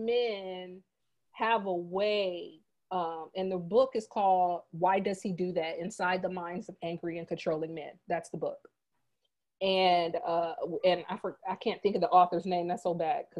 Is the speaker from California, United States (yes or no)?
no; Fort Wayne, Indiana, United States; moved away; Fort Wayne, where I'm from